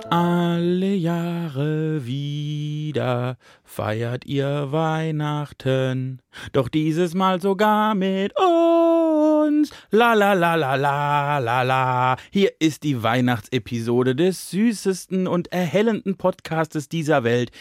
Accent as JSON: {"language": "German", "town": "Plittersdorf", "country": "Germany", "moved": "yes", "lives_now": "Mainz, Germany", "said": "als ich nach Mainz gezogen bin, ne, von Plittersdorf nach Mainz"}